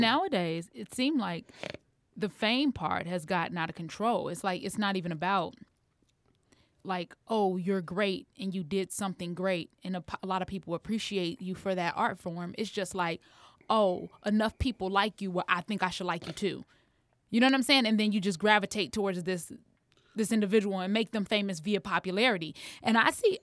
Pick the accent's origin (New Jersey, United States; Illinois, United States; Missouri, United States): Illinois, United States; Harvey; I'm from Harvey.